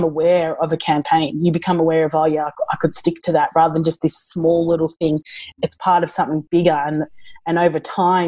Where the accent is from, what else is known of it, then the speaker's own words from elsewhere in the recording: Australia; I'm such an Aussie